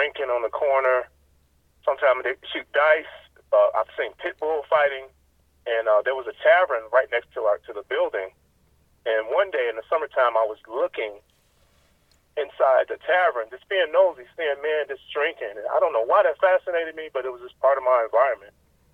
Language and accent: English; Chicago, Illinois, United States; Born and raised in Chicago in the Cabrini-Green housing project area